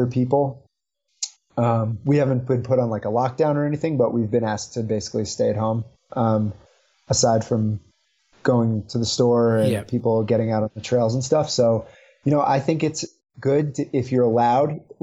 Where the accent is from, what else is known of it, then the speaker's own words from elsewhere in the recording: New York City, New York, United States; now in Utah, United States; I'm from the New York City area originally.